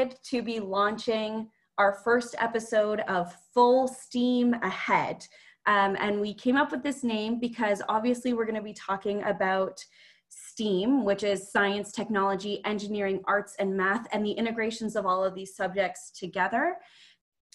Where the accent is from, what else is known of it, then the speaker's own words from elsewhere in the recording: Ottawa, Ontario, Canada; also born or lived in Newmarket, Ontario; now in Alberta, Canada; I was born in Newmarket, Ontario, which is just north of Toronto. But I grew up in Ottawa, Ontario